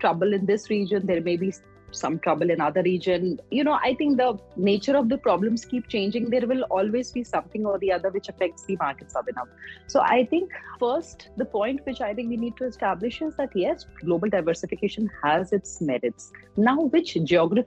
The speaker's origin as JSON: {"language": "English", "country": "India", "said": "as an Indian investor"}